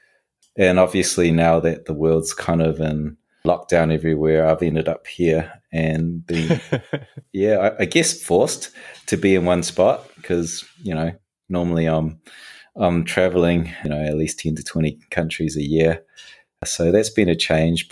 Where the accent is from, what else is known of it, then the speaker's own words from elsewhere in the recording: New Zealand; moved away; I was raised in New Zealand